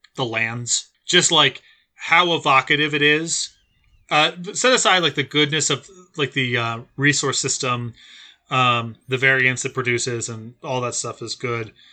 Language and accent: English; New Jersey, United States; moved away as an adult; also born or lived in San Diego; I grew up in Jersey